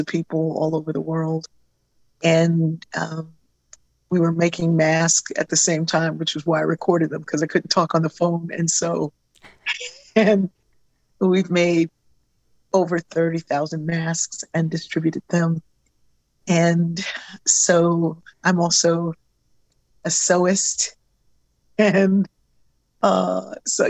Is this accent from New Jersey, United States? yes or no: no; Wilmington, Delaware, United States; I grew up in Wilmington, Delaware